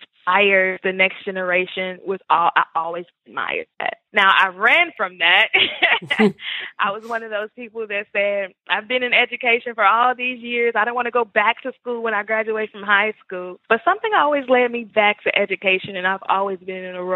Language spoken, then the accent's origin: English; Memphis, Tennessee, United States; also born or lived in Murfreesboro, Tennessee; now in Nashville, United States; I grew up in Memphis, Tennessee